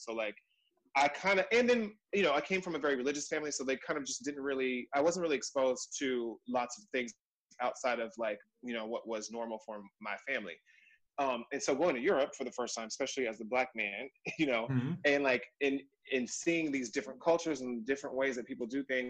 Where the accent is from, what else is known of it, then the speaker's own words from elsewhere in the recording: San Diego, California, United States; San Diego, so Southern Diego, California